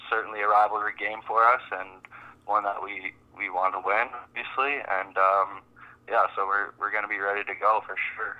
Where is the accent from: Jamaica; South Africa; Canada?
Canada; Toronto area, Ontario; growing up in the Toronto area, myself especially, uh, grew up a rock fan